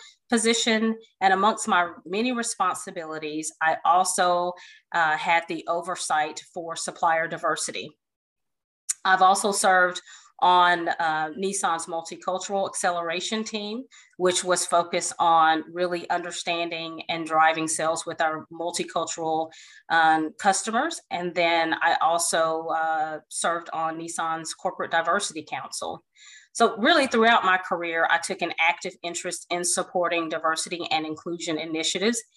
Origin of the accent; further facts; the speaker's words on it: Fort Hood, Texas, United States; I was born in Fort Hood, Texas.